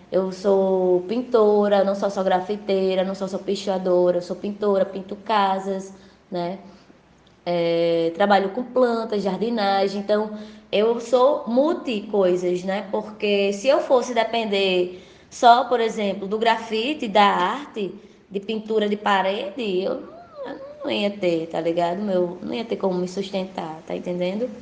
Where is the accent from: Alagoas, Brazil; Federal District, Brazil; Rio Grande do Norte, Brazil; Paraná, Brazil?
Rio Grande do Norte, Brazil; São José do Campestre; now in Natal, Brazil; Eu vim do, do interior do estado, do Agreste Potiguar, eu sou de São José do Campestre.